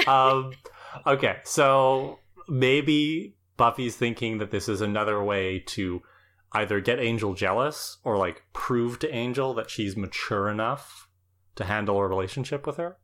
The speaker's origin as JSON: {"language": "English", "country": "Canada", "said": "as a Canadian"}